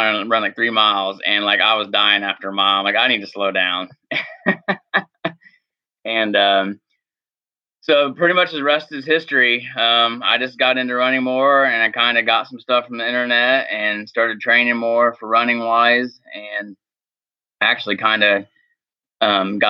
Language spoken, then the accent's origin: English; Hagerstown, Indiana, United States; I'm from Hagerstown, Indiana, which is a small town east of Indianapolis. Grew up and raised in Indiana